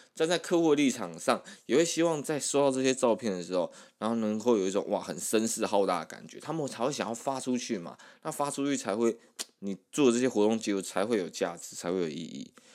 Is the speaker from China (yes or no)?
no; Taiwan; 我们台湾人还是算是比较害羞一点